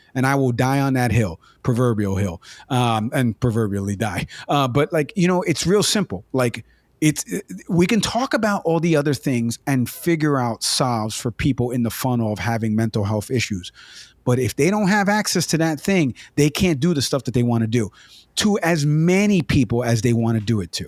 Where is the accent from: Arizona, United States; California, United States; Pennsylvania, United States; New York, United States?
New York, United States; New York City; I grew up in the Bronx.